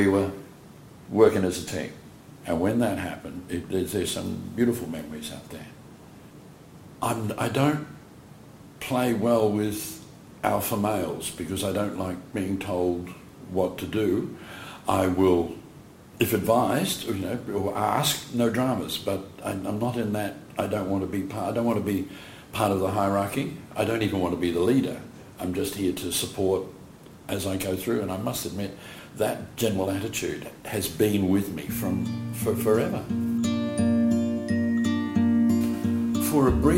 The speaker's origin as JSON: {"language": "English", "country": "New Zealand", "tie": "born or raised there", "moved": "yes", "lives_now": "Perth, Australia", "said": "I was born in New Zealand. My parents were born in New Zealand"}